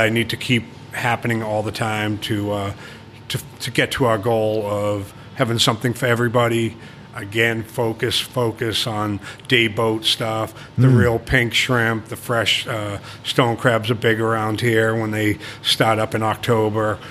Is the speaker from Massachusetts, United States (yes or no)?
yes; Boston, Massachusetts, United States; accent: Boston; moved away as an adult; now in Key West, United States; I grew up in Boston.